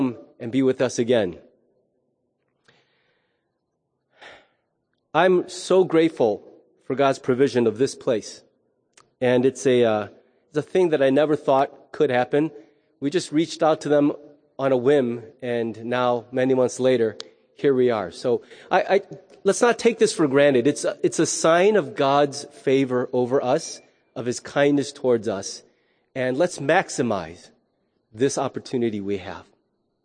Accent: United States; as an American

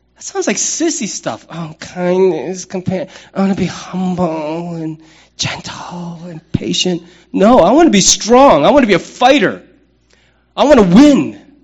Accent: United States; I am a man, I'm an American, I'm a pastor, I'm a father, I'm a citizen of the United States

